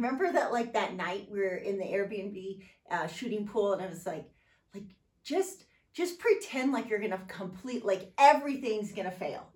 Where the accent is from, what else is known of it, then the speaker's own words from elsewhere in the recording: San Diego, California, United States; growing up in San Diego